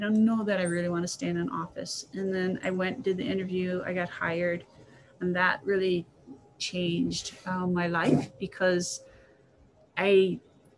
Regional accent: Waimea, Hawaii, United States; also born or lived in California; my brothers and I loved growing up in Waimea.

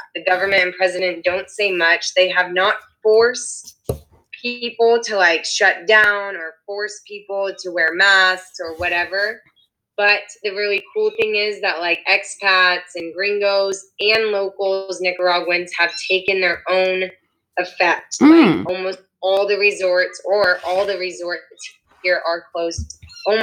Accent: San Clemente, California, United States; moved away; go home right now and like stay at my parents in San Clemente

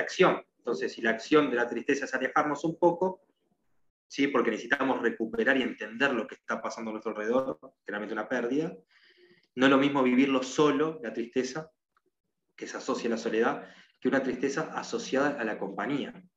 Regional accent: Uruguay; soy de Uruguay

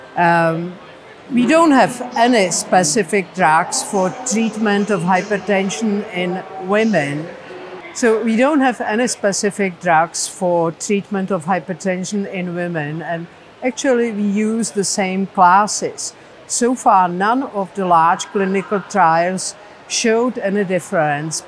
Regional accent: Prague, Czechia; I'm from Prague, Czech Republic

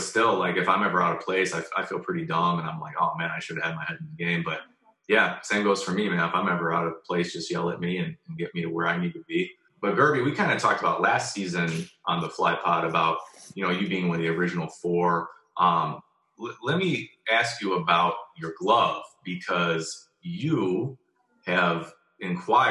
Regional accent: Lincolnwood, Illinois, United States; now in Mount Prospect, United States; We grew up in Lincolnwood all together

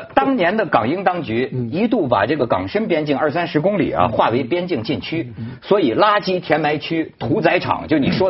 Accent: Shenzhen, Guangdong, China; 我们深圳人

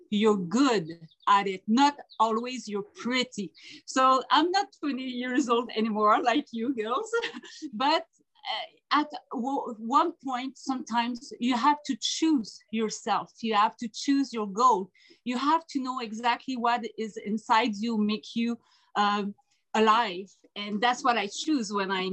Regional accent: a little village north of Quebec City, Canada; I'm from Saint-Didac-Saint-Jean, a little village up north of Quebec City in Canada

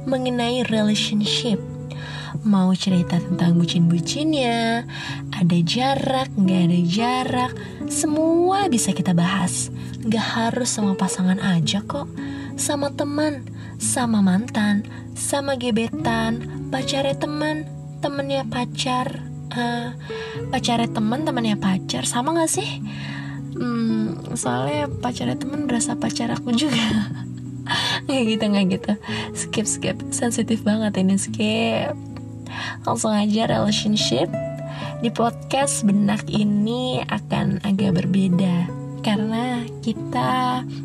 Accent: Jakarta, Indonesia; born there; now in Bogor, Indonesia; Aku lahir di Jakarta 13 Agustus 2000.

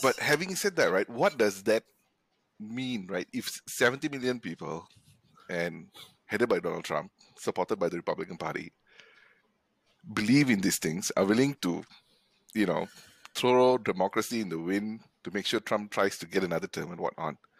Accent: Malaysia; living and growing up in Malaysia

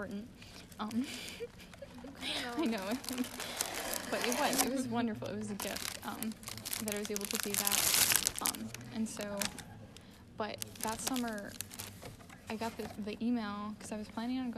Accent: Nashville, Tennessee, United States; I'm also from Nashville

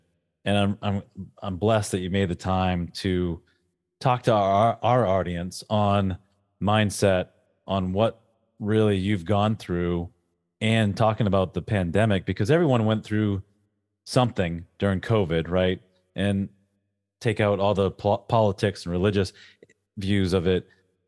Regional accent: New England, United States; So you don't know this about me, but I'm a huge Patriots fan. I'm from New England.

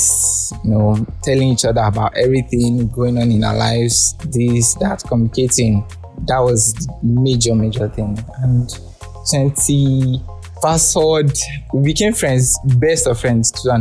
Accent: Abeokuta, Ogun State, Nigeria; also born or lived in Lagos; born and raised in Abeokuta, Ogun State.

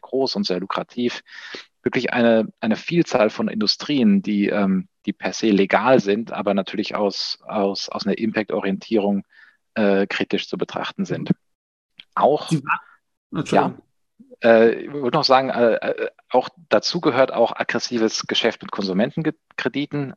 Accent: Taunus, near Frankfurt, Hesse, Germany; also born or lived in Spain / France / Central America; Ich komme hier tatsächlich aus der Umgebung Frankfurt, wo wir auch unser, unser Office haben, äh, aus, dem, aus dem Taunus

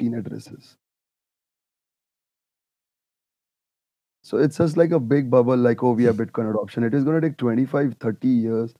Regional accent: India; I come from India. We worship gold

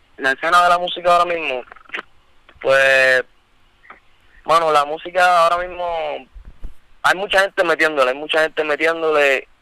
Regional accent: Bayamón, Puerto Rico; yo, yo soy de Bayamón, porque no sabes, nosotros vivimos en Bayamón

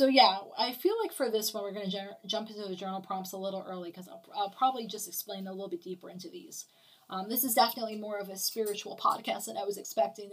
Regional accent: New York, United States; now in Okeechobee, United States; I was born in New York

